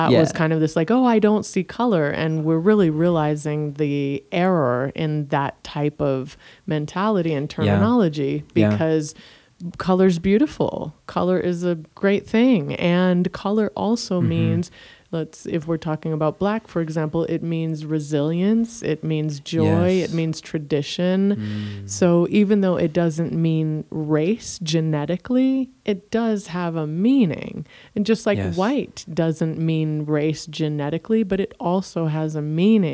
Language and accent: English; Jamaica; moved away; also born or lived in University of Michigan; I'm Jamaican